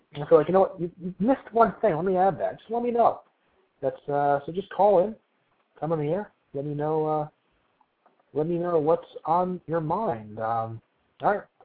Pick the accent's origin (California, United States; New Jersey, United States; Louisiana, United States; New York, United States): New Jersey, United States; I'm from New Jersey